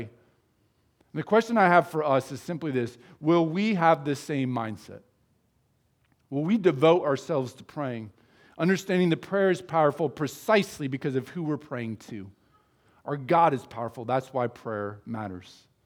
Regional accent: United States; As American Christians

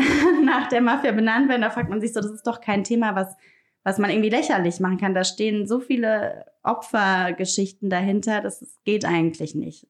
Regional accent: Rome, Lazio, Italy; now in Berlin, Germany; ich bin in Italien aufgewachsen, in Rom

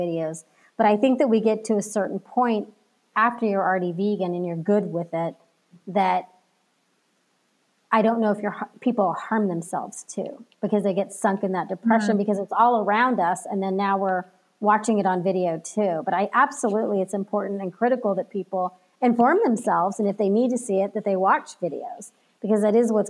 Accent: Texas, United States; now in California, United States; I'm not from California, I'm originally from Texas.

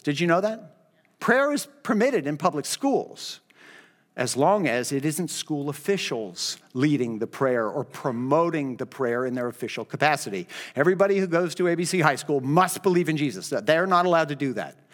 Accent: United States; Christian Americans

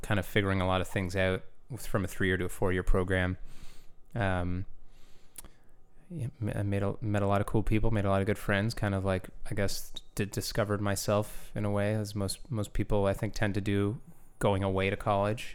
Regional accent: Gananoque, Ontario, Canada; now in Toronto, Canada; I was born here in Toronto, but, uh, I grew up in a town called, uh, Gananoque

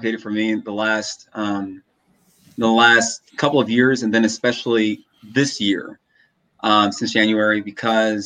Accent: Louisville, Kentucky, United States; I'm from Louisville, Kentucky.

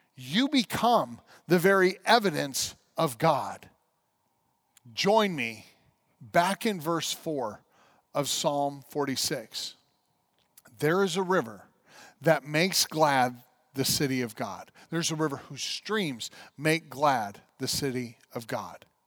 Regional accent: Grand Junction, Colorado, United States; I was raised in Grand Junction, Colorado.

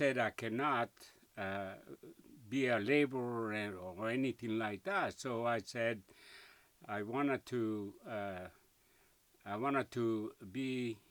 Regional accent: Italy; English is a second language; now in Australia; we came from Italy in 1956. 18th of July. No language

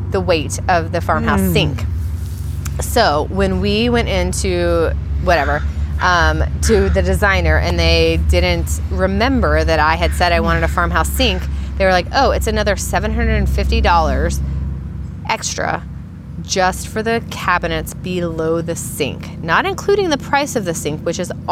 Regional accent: the South, United States; now in Snoqualmie, United States; I grew up in the South

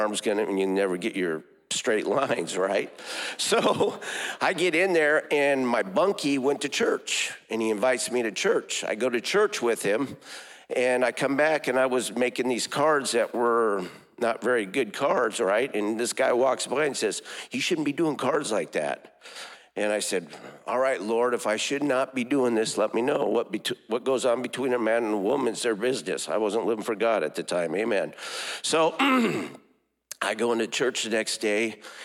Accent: Oregon, United States; I was born in Oregon.

